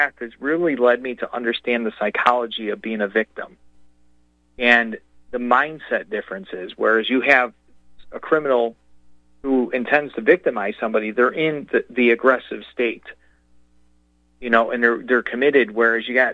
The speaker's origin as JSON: {"language": "English", "town": "Chicago", "region": "Illinois", "country": "United States", "tie": "born or raised there", "said": "I grew up near Midway Airport"}